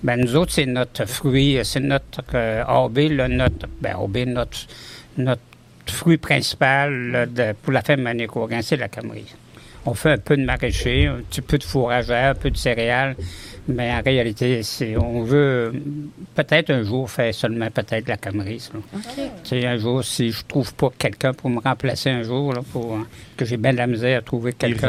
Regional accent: Saint-Arsène, Quebec, Canada; now in Côte-Nord, Canada; je viens de Saint-Arsène. C'est une petite paroisse au côté de Rivière-du-Loup. Mon père était cultivateur

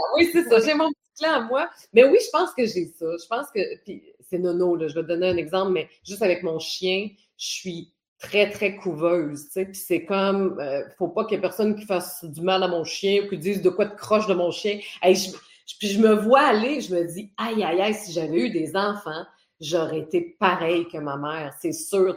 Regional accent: Port-Cartier, Quebec, Canada; accent: Côte-Nord; c'est là que j'ai grandi aussi

